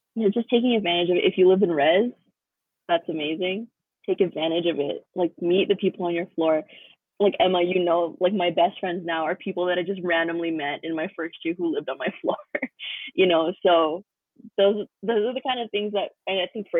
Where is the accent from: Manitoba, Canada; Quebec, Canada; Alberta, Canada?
Alberta, Canada; Fort McMurray; moved away as an adult; now in Calgary, Canada; I grew up in Fort Mac of all places.